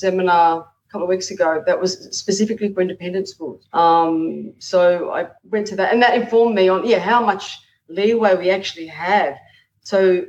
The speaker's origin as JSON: {"language": "English", "country": "Australia", "said": "being an Australian"}